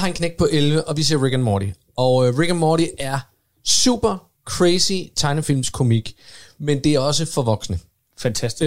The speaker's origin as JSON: {"language": "Danish", "town": "Odense", "region": "Southern Denmark", "country": "Denmark", "tie": "born or raised there", "said": "jeg voksede op i Odense"}